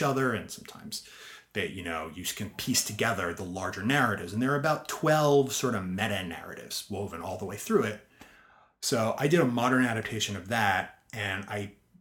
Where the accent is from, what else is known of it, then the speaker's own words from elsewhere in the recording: Spring Valley, New York, United States; moved away; I grew up in Spring Valley, New Hempstead.